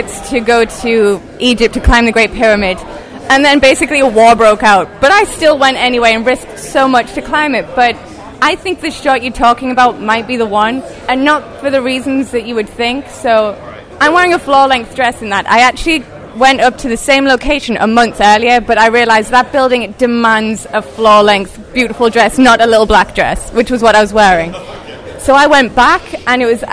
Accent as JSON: {"language": "English", "region": "England", "country": "United Kingdom", "tie": "born or raised there", "moved": "as an adult", "lives_now": "Brooklyn, United States", "said": "I was born in England."}